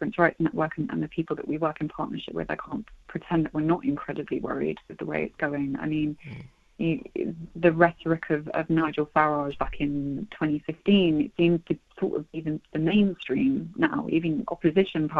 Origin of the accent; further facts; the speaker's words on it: United Kingdom; I'm white British